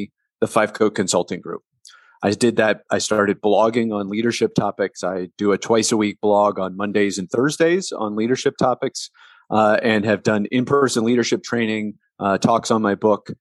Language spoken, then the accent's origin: English; Delaware, Ohio, United States; I grew up in Delaware, Ohio, which is in the middle of the state in a small town